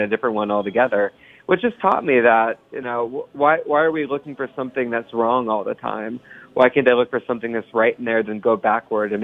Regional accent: Ohio, United States; now in New York City, United States; I grew up in the Midwest. Mm-hmm. So I grew up in Ohio

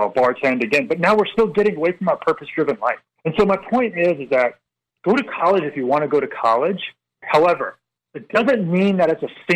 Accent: Northern Virginia, United States; we're from the Northern Virginia area

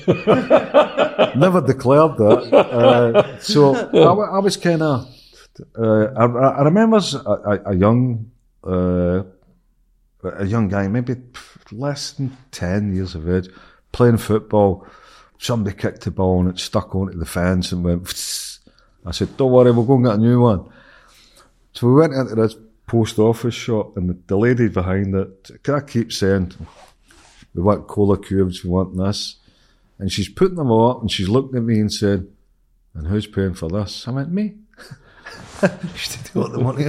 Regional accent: Glasgow, Scotland, United Kingdom; I was born in Glasgow in Huggin Field Street in 1963

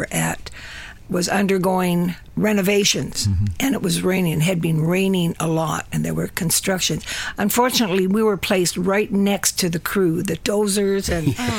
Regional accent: Edmonton, Alberta, Canada; moved away; I came from Edmonton

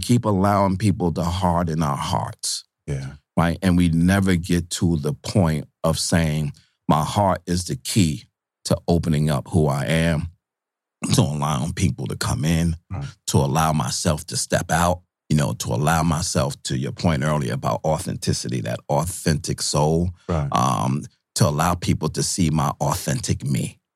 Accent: New York City, New York, United States; also born or lived in Syracuse, New York; I'm from Brooklyn.

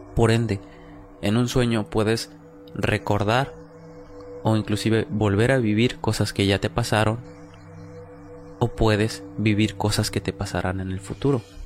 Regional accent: Oaxaca, Mexico; Nosotros que venimos pues de Oaxaca

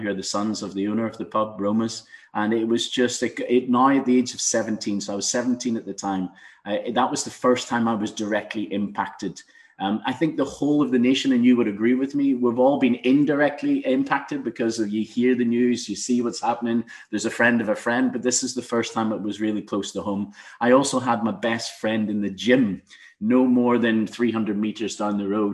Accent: Donaghadee, Northern Ireland, United Kingdom; moved away as an adult; also born or lived in Newtownards; now in Mumbai, India; I come from Donaghadee

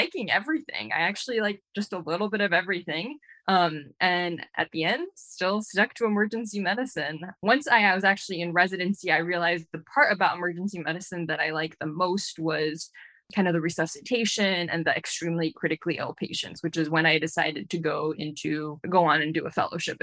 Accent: Glendale, California, United States; I'm originally from Glendale, California, here

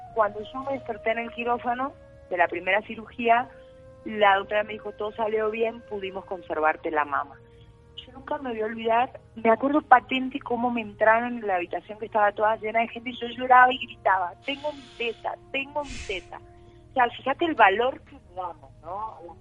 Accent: Concordia, Entre Ríos, Argentina; born or raised there; moved away as an adult; also born or lived in Buenos Aires; now in Colombia

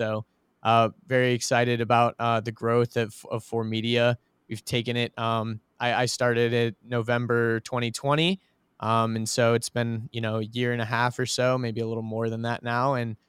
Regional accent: Georgia, United States; I grew up in Georgia, by the way, like outside of Atlanta. Went to Norcross High School, for anyone who's listening knows what that is.

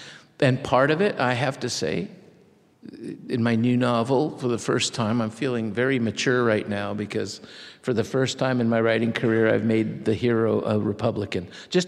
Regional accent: Mexico; accent: Mexican; It's no accident to me that in fifth grade, I lost my Mexican accent and started speaking like my mother.

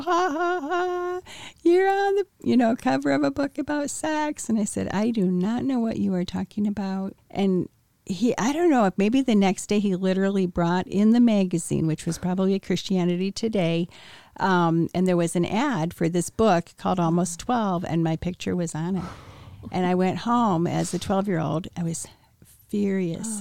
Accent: Wheaton, Illinois, United States; I was born in Wheaton, Illinois. I was born in nineteen fifty-five. I was the ninth of ten children.

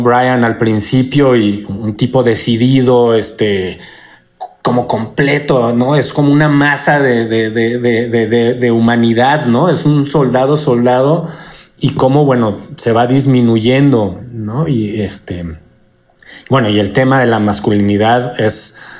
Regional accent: Mexico; also born or lived in United States; además de mexicano, eh, soy gringo también

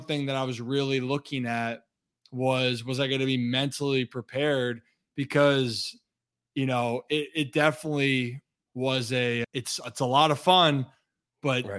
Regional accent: Hunt Valley, Maryland, United States; moved away as an adult; now in Washington, D.C., United States; I grew up outside the city, so Hunt Valley is about 25 ish

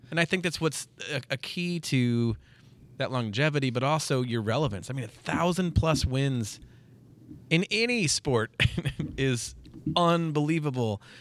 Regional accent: Washington, Missouri, United States; I grew up in Washington, Missouri.

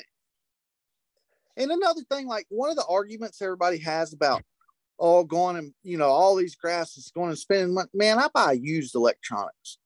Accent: United States; When I grew up on Lake Wiley, we had a flood

